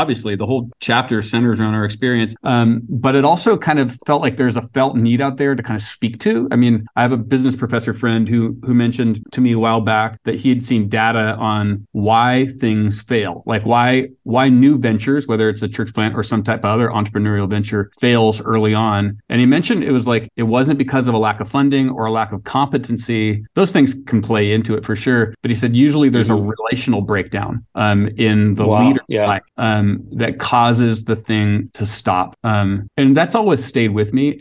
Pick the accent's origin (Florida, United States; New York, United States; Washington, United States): Washington, United States; Seattle; also born or lived in Vancouver, BC; I grew up in the Seattle area, so I'm kind of a Washington kid from early on